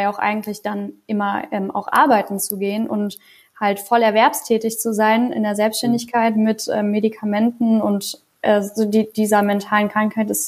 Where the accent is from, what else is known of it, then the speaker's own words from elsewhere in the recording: Trier, Rhineland-Palatinate, Germany; Ich hatte einen ganz coolen Tag in, äh, in Trier, wo ich aufgewachsen bin